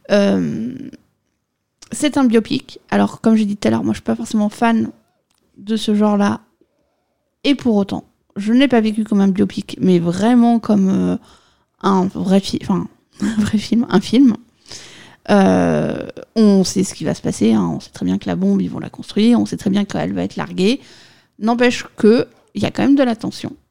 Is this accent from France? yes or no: yes; France; moi je suis française, donc je dis Cylian.